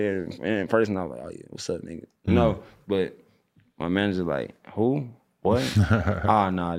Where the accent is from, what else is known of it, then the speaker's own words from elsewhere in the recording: St. Louis, Missouri, United States; I'm from St. Louis, you know?